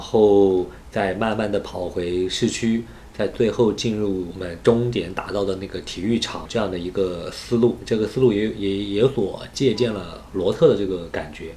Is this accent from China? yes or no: yes; Anhui, China; 因为我是安徽人